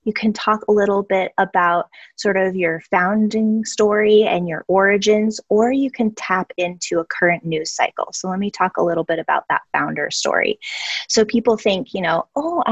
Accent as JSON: {"language": "English", "town": "Albuquerque", "region": "New Mexico", "country": "United States", "tie": "born or raised there", "said": "my hometown of Albuquerque, New Mexico"}